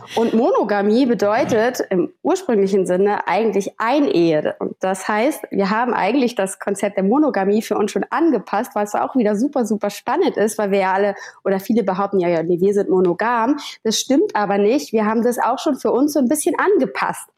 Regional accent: Hamburg, Germany; komme aus Hamburg.

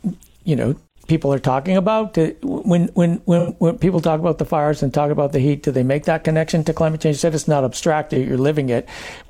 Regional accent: Maine, United States; I'm actually from Maine, and Maine was a major paper industry state too

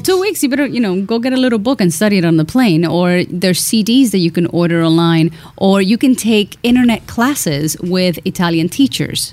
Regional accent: Cuba; I'm Cuban

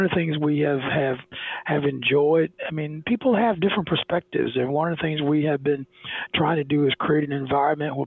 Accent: South Alabama, United States; growing up in South Alabama in the late 50s and 60s

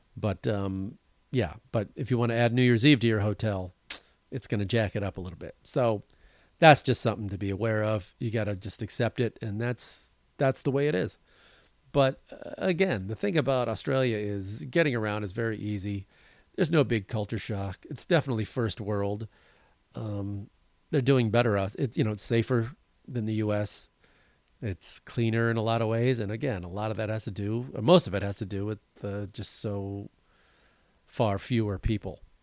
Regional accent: Wisconsin, United States; now in Los Angeles, United States; up north around where I grew up. You know, I was born in Wisconsin

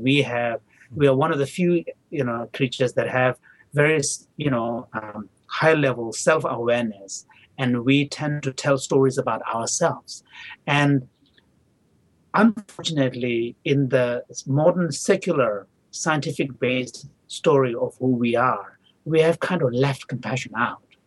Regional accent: India; English is a second language; also born or lived in Tibet / Dharamsala / South India; I was barely a year when my parents left, so I don't have any childhood memory of Tibet. But I do have memory of uh, my early childhood in northern India.

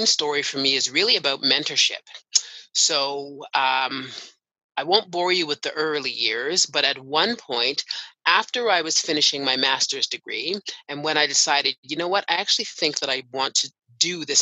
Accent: Canada; also born or lived in United Kingdom; So I am Canadian. I was born and raised here.

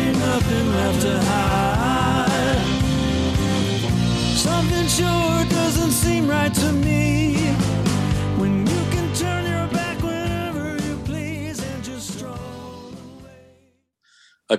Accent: Detroit, Michigan, United States; I grew up in the Detroit area

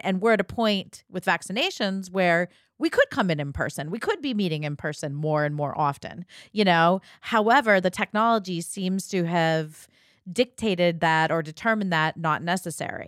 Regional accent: Ohio, United States; growing up in Ohio

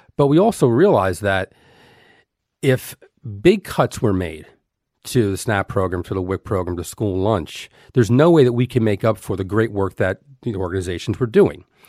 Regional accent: Elizabeth, New Jersey, United States; I grew up in Elizabeth, New Jersey.

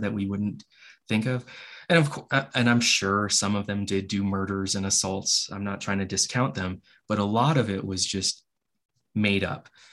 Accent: Hawaii, United States; I grew up in Hawaii

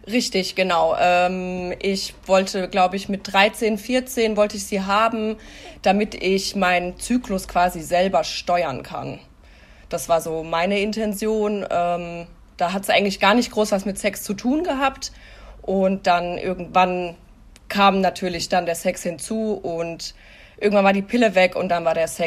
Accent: Hesse, Germany; ich bin 33 Jahre alt, ich komme aus Hessen.

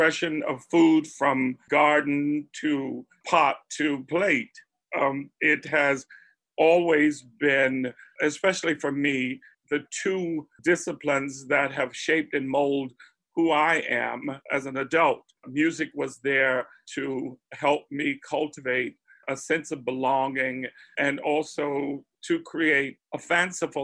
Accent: Spartanburg, South Carolina, United States; I grew up in Spartanburg, South Carolina, already a transplant

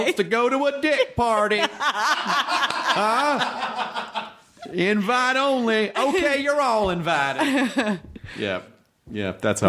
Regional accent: Tennessee, United States; also born or lived in Kentucky; Tennessee. I was born in Kentucky. I grew up in Tennessee.

